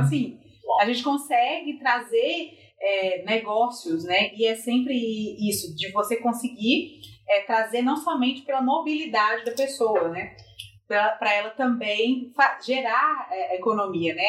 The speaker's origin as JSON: {"language": "Portuguese", "region": "Minas Gerais", "country": "Brazil", "said": "eu sou de Minas, acho que evidentemente pelo sotaque"}